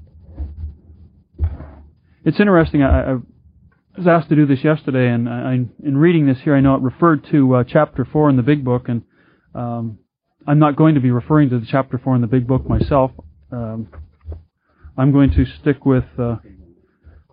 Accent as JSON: {"language": "English", "town": "Vancouver", "region": "British Columbia", "country": "Canada", "said": "I'm from Vancouver, British Columbia, in Canada."}